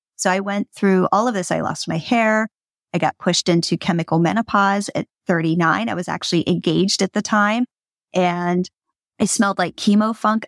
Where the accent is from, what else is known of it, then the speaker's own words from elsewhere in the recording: Pennsylvania, United States; I grew up in Pennsylvania